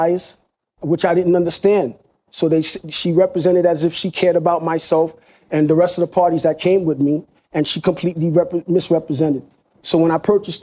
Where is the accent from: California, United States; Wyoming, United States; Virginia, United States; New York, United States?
New York, United States; New York City; now in Long Island, United States; I'm first generation Haitian American. And I'm from Brooklyn